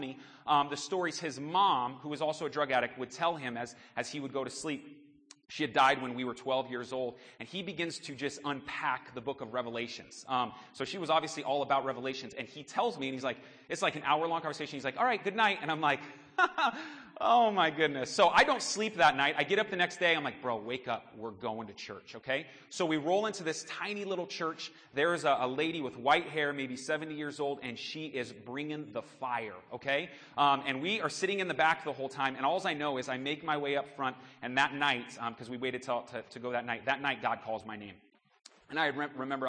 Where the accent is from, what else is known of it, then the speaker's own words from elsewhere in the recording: Phoenix, Arizona, United States; also born or lived in Sunnyslope, Arizona; We were born and raised in Phoenix, both my wife and I. I was born in the heart of Phoenix.